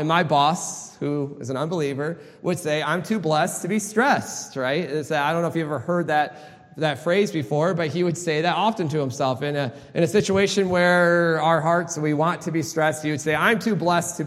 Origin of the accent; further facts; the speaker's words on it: Michigan, United States; I grew up in Michigan